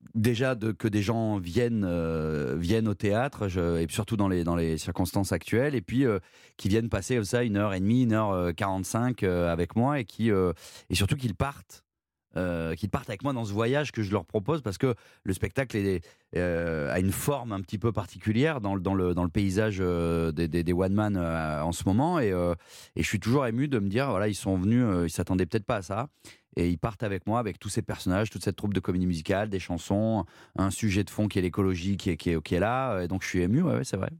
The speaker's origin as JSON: {"language": "French", "town": "Saint-Péray", "region": "Auvergne-Rhône-Alpes", "country": "France", "tie": "born or raised there", "also_born_or_lived": "Valence", "said": "je suis né à Valence, qui est, la grande ville à côté du Potelin où j'ai grandi, mais j'ai grandi à Saint-Péret, qui est un tout petit village euh, d'Ardèche."}